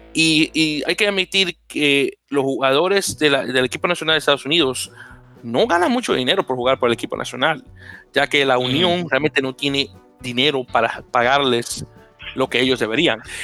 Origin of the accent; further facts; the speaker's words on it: Dominican Republic; no niego mi descendencia africana, como muchos dominicanos